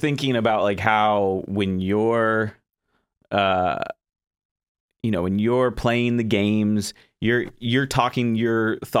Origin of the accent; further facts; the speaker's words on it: Florida, United States; moved away; I'm originally from Florida.